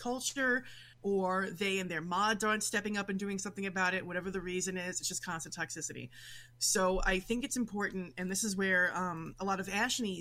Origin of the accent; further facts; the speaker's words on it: New York City, New York, United States; accent: Brooklyn; now in Western New York, United States; I'm originally from New York City, born and raised in Brooklyn. Nowadays, I live in Western New York